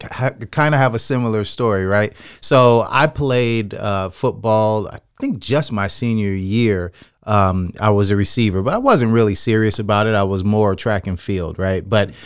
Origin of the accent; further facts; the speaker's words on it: San Jose, California, United States; You know, I grew up in San Jose.